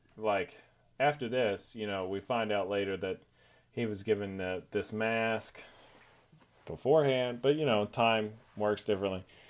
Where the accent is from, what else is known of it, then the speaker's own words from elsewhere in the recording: Texas, United States; I'm Texan